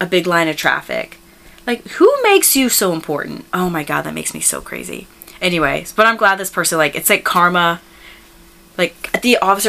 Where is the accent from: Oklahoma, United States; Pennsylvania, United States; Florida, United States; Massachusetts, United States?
Florida, United States; Tampa; moved away; my hometown of Tampa, Florida.